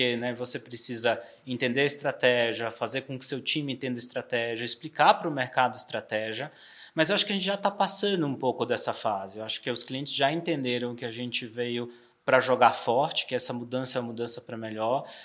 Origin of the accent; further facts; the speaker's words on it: Salvador, Bahia, Brazil; now in São Paulo, Brazil; Eu, eu, brinco que eu já sou sotero paulistano, né?